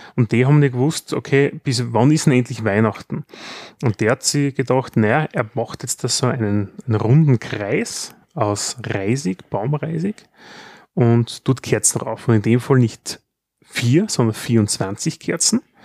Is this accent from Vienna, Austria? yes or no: no; Styria, Austria; bei uns in der Steiermark